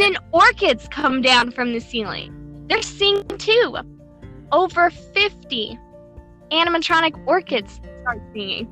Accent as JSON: {"language": "English", "region": "Tennessee", "country": "United States", "tie": "born or raised there", "said": "I was born in Tennessee"}